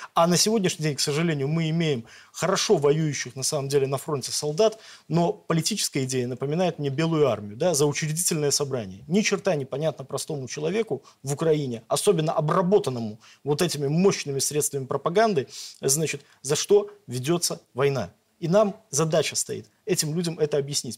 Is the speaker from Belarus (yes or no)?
yes; Belarus